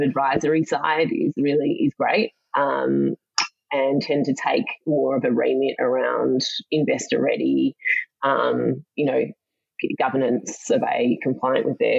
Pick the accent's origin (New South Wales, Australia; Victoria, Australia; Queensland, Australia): Victoria, Australia; Melbourne; I lived in a suburb called Cheltenham in Victoria with my parents